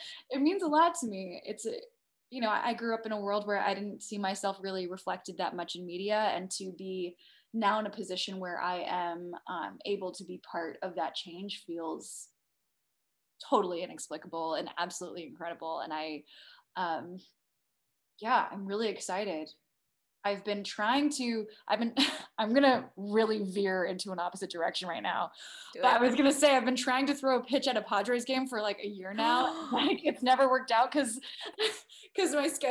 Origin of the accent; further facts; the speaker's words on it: San Diego, California, United States; moved away; growing up in San Diego was, you know, it was pretty diverse